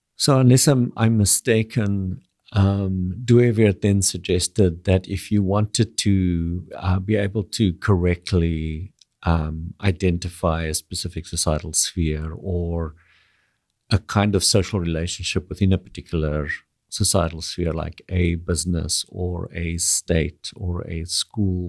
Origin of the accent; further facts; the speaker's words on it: South Africa; moved away as an adult; now in Canada; I grew up in South Africa.